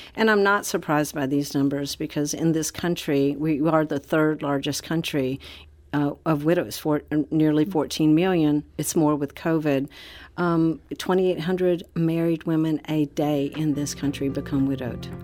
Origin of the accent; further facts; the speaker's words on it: Orlando, Florida, United States; back to my hometown for a homecoming in Orlando, Florida